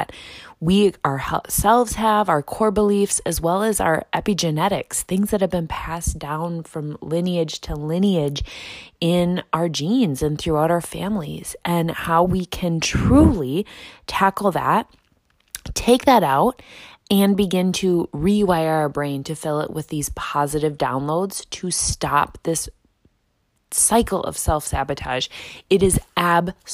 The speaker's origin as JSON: {"language": "English", "region": "Midwest", "country": "United States", "accent": "Midwest", "said": "My Midwest accent's coming out real thick"}